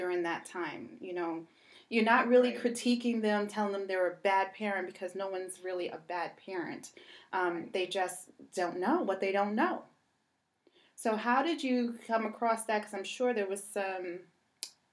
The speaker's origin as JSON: {"language": "English", "town": "New York City", "region": "New York", "country": "United States", "tie": "born or raised there", "said": "growing up in Brooklyn, my mom had me at 15"}